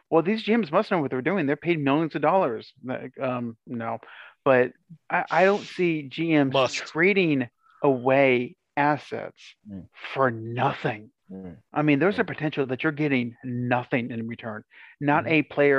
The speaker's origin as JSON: {"language": "English", "region": "the South", "country": "United States", "said": "I'm from the South"}